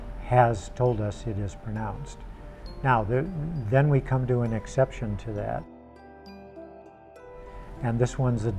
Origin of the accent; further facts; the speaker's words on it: Tucson, Arizona, United States; I was born and raised in Tucson.